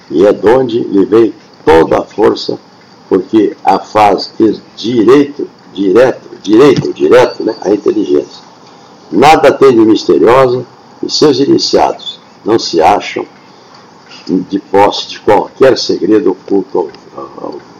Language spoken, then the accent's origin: Portuguese; Rio Grande do Sul, Brazil; E olha que eu estou com 79 anos lá na minha terra, no Rio Grande do Sul, quando uma professora falou eu nunca mais esqueci